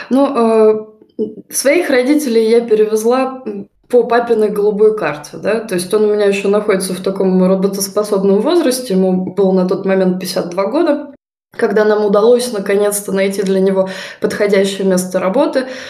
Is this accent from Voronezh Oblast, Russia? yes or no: yes; Voronezh, Voronezh Oblast, Russia; moved away as an adult; now in Germany; я тоже из Воронежа приехала сюда, в Германию